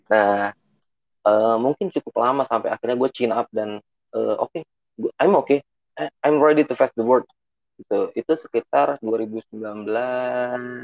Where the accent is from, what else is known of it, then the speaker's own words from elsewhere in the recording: Bekasi, West Java, Indonesia; gua gede di Bekasi